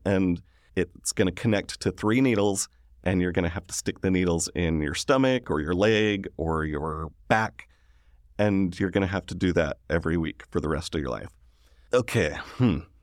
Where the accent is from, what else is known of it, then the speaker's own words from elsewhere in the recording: Sandy, Utah, United States; I grew up in Sandy, Utah.